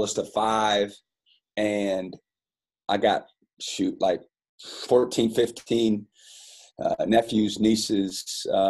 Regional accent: Fairbank, Iowa, United States; moved away as an adult; I loved growing up in Fairbank, Iowa, and being a part of the Wapsie Valley community

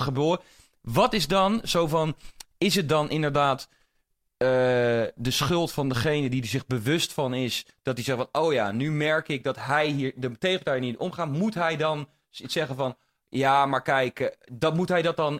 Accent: Netherlands; omdat ik in deze maatschappij ben opgegroeid

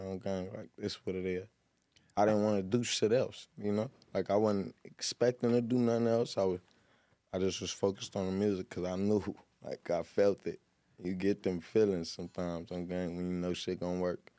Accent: Long Beach, California, United States; I'm from Long Beach, man. I grew up on the north side and the east side

